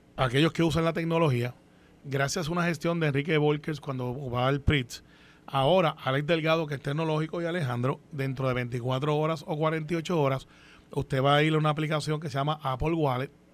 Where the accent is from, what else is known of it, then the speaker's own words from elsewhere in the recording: Puerto Rico; yo soy puertorriqueño